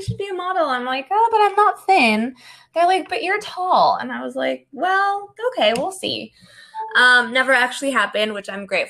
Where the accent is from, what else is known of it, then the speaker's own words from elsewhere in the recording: Mexico; moved away; also born or lived in Paris; my mom is Mexican and I was born in Mexico.